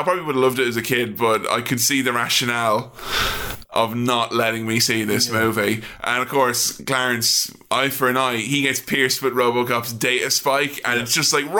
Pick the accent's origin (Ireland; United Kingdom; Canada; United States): Ireland; I'm Irish.